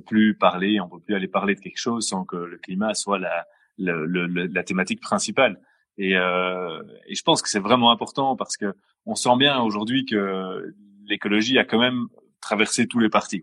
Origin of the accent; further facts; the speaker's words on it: Brussels, Brussels-Capital Region, Belgium; bruxellois depuis toujours, toujours.